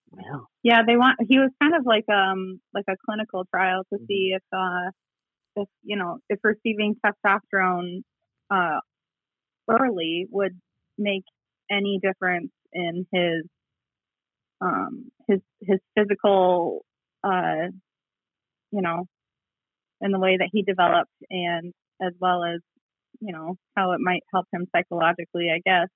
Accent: Sheridan, Michigan, United States; I am originally from kind of the middle of the state um, in a small town called Sheridan

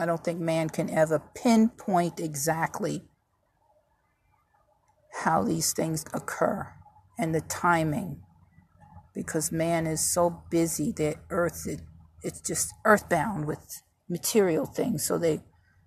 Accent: New York, United States; moved away; also born or lived in Virginia; I was born and raised in New York. Migrated to Virginia

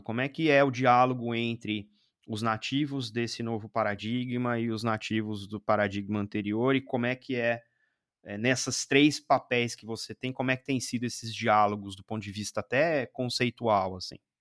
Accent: Brazil; daqui do Brasil, né? Porque, é, enfim, somos brasileiros

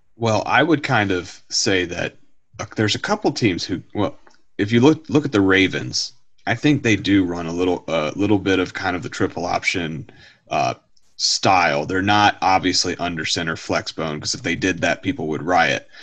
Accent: Harrisonburg, Virginia, United States; I grew up in uh, around the Bridgewater, the Harrisonburg area, where JMU, James Madison University, that's where I grew up

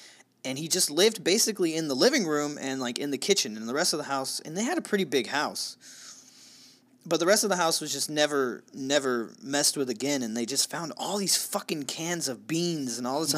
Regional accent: Midwest, United States; accent: Midwestern; I've been holding off my Midwestern accent for this episode.

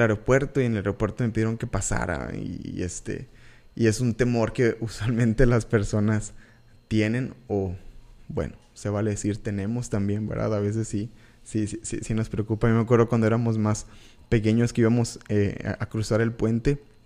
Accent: Reynosa, Tamaulipas, Mexico; also born or lived in Monterrey, Nuevo León / Valle Hermoso, Tamaulipas; Yo soy eh, originario de Tamaulipas. Nací en Monterrey, soy orgullosamente nacido en Monterrey, pero la verdad, la mayor parte de, mi vida yo, yo la viví en, en frontera, en... Eh, en Vallehermoso, Tamaulipas, en Reynosa, Tamaulipas

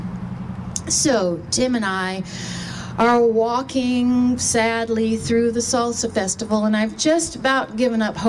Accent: Texas, United States; I grew up in Texas

